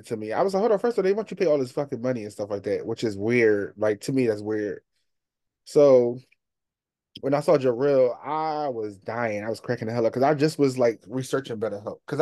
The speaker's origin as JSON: {"language": "English", "town": "Philadelphia", "region": "Pennsylvania", "country": "United States", "moved": "yes", "lives_now": "Delaware, United States", "said": "I'm from Philly, but I live"}